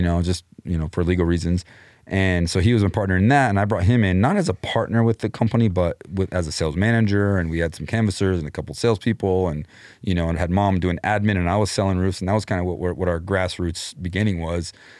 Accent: Clovis, New Mexico, United States; moved away; also born or lived in Austin / Denver; I was born in Clovis

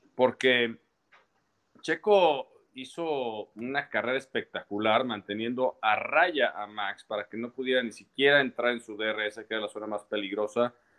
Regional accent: Mexico; como mexicanos

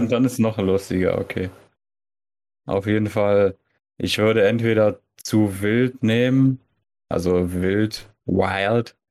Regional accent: Germany; wir halt als Deutsche

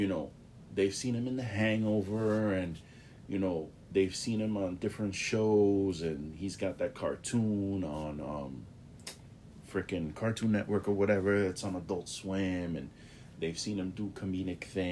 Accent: New York City, New York, United States; I grew up in the Bronx, New York

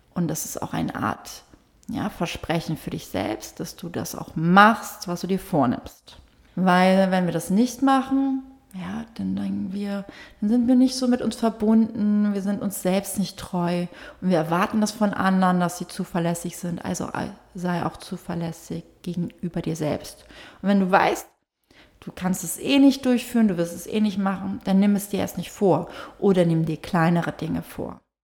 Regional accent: Fehmarn, Schleswig-Holstein, Germany; moved away; auf Fehmarn war, auf, da wo ich herkomme

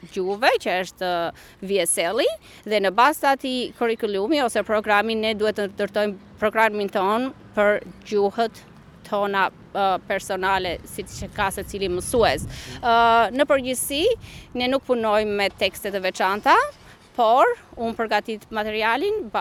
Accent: Pogradec, Korçë County, Albania; moved away as an adult; also born or lived in Toronto, Canada; now in Melbourne, Australia; una vetë jam e origin nga Pogradeci, por e martuar në Korçë, që atje kam lëvizur në Toronto për shumë vite dhe që andej kam lëvizur këtu.

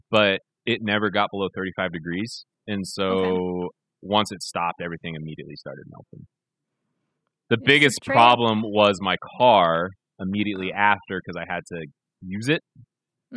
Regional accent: United States; I'm American.

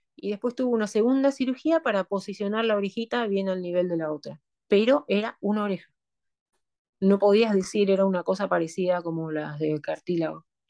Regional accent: Argentina; moved away as an adult; now in Nanterre, France; me fui de Argentina a Francia

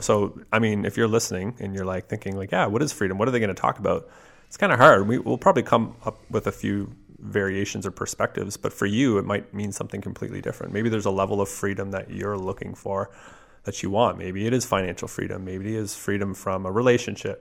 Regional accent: Canada; as a Canadian

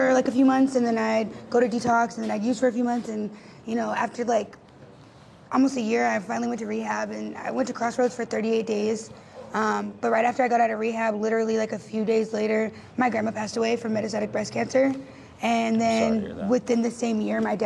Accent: Maryville, United States; I'm from here originally. I was born in Maryville

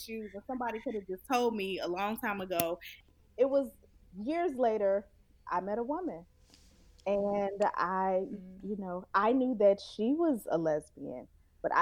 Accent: Chicago, Illinois, United States; I'm from Chicago, and I was pretty much raised in the Nation of Islam

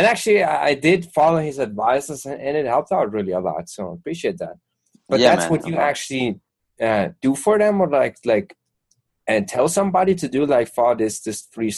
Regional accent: Germany; English is a second language; Well, I'm from Germany, man.

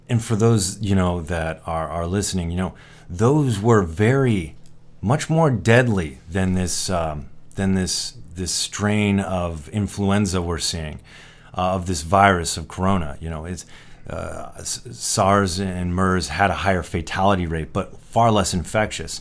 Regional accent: United States; as an American

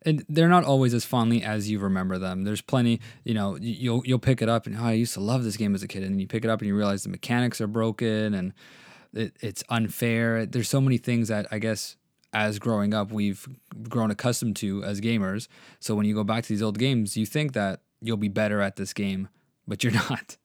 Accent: Canada; I'm Canadian

